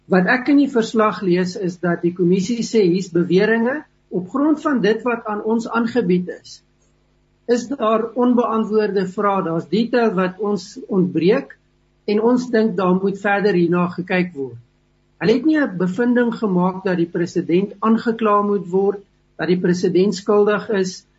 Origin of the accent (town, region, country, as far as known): South Africa